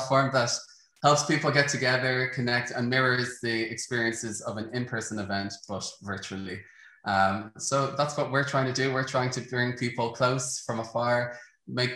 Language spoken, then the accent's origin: English; Dublin, Leinster, Ireland; I'm from Dublin, Ireland